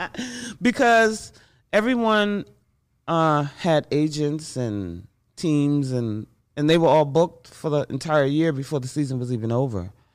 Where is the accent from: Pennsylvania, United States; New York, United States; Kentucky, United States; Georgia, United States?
New York, United States; New York City; I grew up in Bronx, New York.